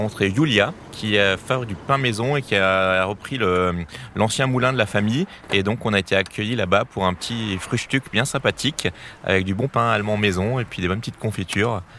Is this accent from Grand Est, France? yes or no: yes; Alsace, Grand Est, France; moi, en tant qu'Alsacien